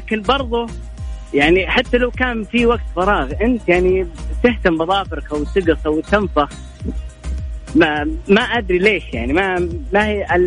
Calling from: Rafha, Northern Borders Province, Saudi Arabia; آه، من رفحة

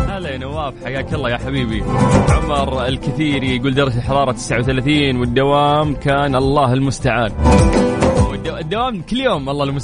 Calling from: Egypt; انا … من مصر متواجد في الشمال بمناسبه اني خريج كليه القران الكريم

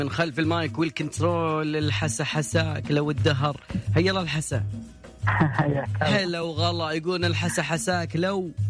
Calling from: Najran, Najran Province, Saudi Arabia; أنا بكلمك من نجران

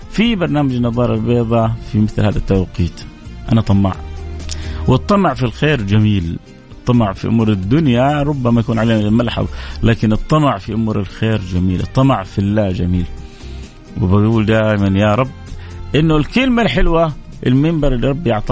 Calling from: Dammam, Eastern Province, Saudi Arabia; السلام عليكم … من الدمام

